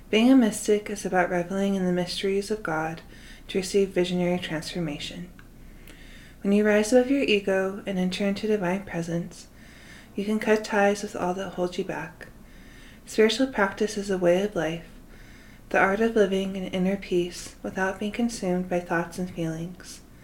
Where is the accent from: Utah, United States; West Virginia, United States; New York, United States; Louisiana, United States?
Utah, United States; Salt Lake City; I have lived in Salt Lake City, Utah most of my life